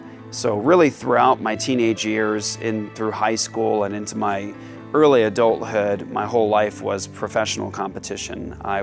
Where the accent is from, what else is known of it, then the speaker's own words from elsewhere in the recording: Japan; I started in judo. And growing up in Japan, I grew up doing two separate martial arts systems at different martial arts schools.